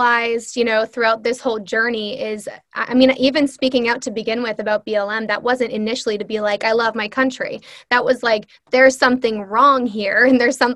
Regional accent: United States; I'm Swedish and Irish, right? I have no, and I have family in both of those countries now. I don't even know them. And some people will view that as good or bad, but I'm an American.

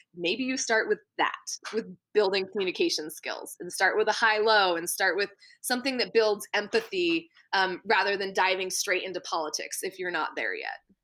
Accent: Maine, United States; I grew up in Maine

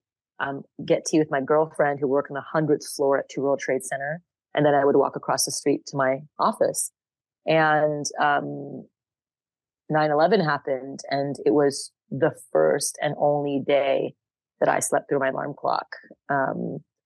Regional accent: Montreal, Quebec, Canada; moved away as an adult; also born or lived in United States; now in Austin, United States; They met in Canada, and I grew up in Montreal, Canada

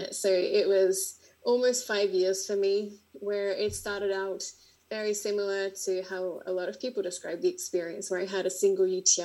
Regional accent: Australia; accent: Australian; moved away as an adult; also born or lived in Berlin, Germany; now in Slovenia; I'm Australian, as you can probably tell by my accent. And before I left Australia

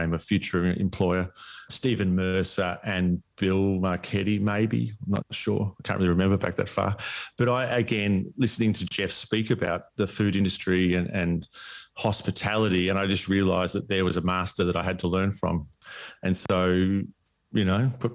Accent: East Gippsland, Victoria, Australia; moved away as an adult; also born or lived in Melbourne, Australia; now in Palm Cove, Australia; country life growing up in East Gippsland

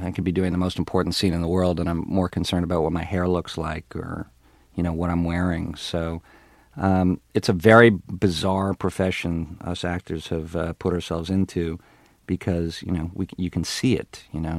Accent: Ottawa, Ontario, Canada; moved away; I, I grew up in Canada, in Ottawa, Canada

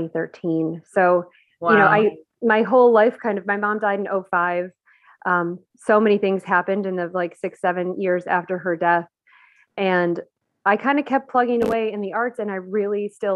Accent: Buffalo, New York, United States; moved away as an adult; also born or lived in Baltimore area; I grew up in Buffalo, New York

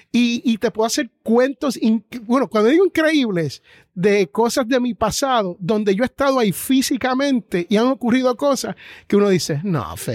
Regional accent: Jersey City, New Jersey, United States; Bueno, yo soy nacido en Jersey City, New Jersey.

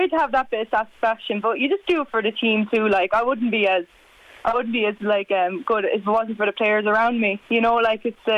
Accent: Leinster, Ireland; I came in from Carlow, like I didn't know any of the girls coming there when a couple of years ago in 2018

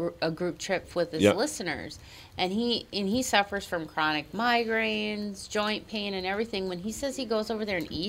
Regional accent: Minnesota, United States; accent: Minnesota; my Minnesota accent

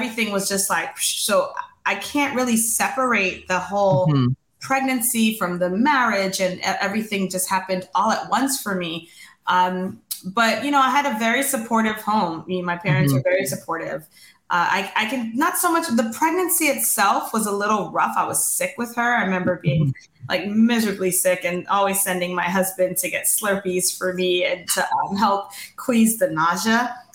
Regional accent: Valley Stream, New York, United States; also born or lived in Queens, New York / Jamaica (parents); I was born in Valley Stream, New York, which is on Long Island. We lived in Queens

